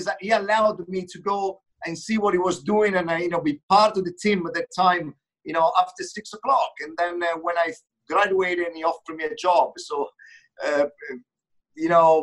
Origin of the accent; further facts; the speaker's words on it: Umbria, Italy; moved away as an adult; also born or lived in Rome; being born and raised in Umbria region, you know, which is a middle Italy